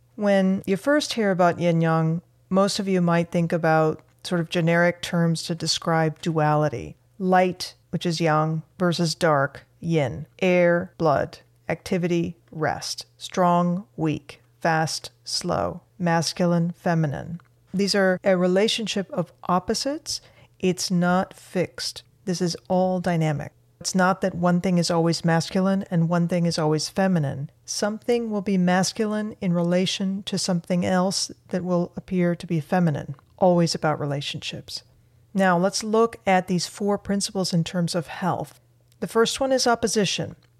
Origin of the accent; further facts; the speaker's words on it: Argentina; now in United States; I'm an immigrant from Argentina, and I've been a U S citizen for many years